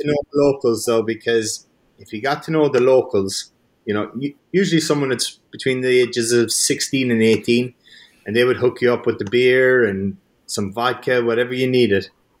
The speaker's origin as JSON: {"language": "English", "town": "Waterville", "region": "Munster", "country": "Ireland", "tie": "born or raised there", "moved": "yes", "lives_now": "Florida, United States", "said": "I started out in Kerry and I kept the accent."}